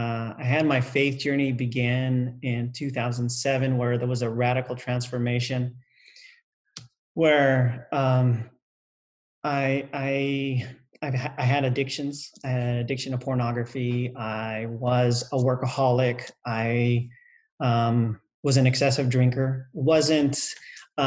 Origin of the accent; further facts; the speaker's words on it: United States; my parents, born in another country, I was raised in the United States